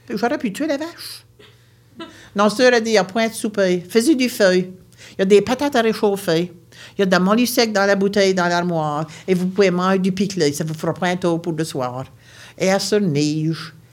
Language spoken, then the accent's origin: French; St. Mary's Bay, Nova Scotia, Canada; Je viens de Nouvelle-Écosse, une région appelée la baie Sainte-Marie